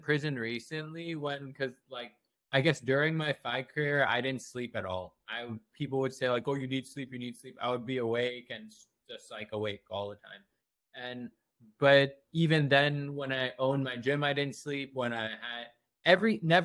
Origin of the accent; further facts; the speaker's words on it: Pakistan; now in United States; I was born here, but I grew up in Pakistan